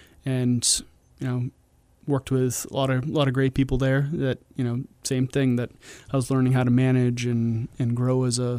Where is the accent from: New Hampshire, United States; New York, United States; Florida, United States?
New Hampshire, United States; Milford; I'm from Milford, but, yeah, you know, I'm a New Hampshire boy.